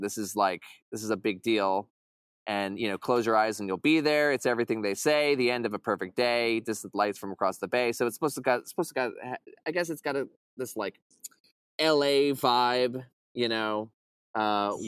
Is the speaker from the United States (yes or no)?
yes; Long Island, New York, United States; I'm from Long Island myself